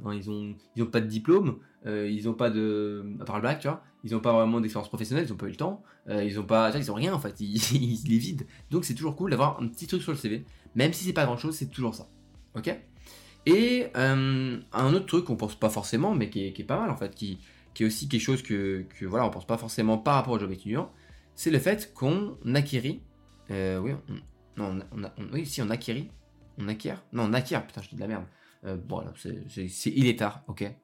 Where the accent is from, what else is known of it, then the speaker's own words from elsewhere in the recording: Lyon, Auvergne-Rhône-Alpes, France; moi je suis de Lyon.